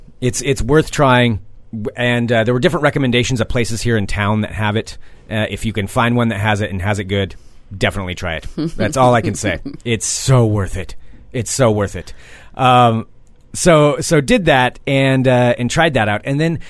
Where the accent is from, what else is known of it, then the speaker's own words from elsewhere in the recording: Portland, Oregon, United States; I'm from Portland.